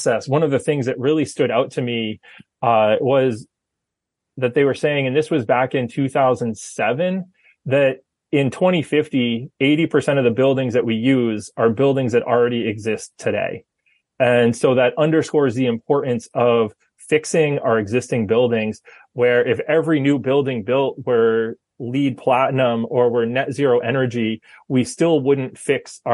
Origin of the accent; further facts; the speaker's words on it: Fryeburg, Maine, United States; I grew up in Maine. So I grew up in Freiburg and went to Freiburg Academy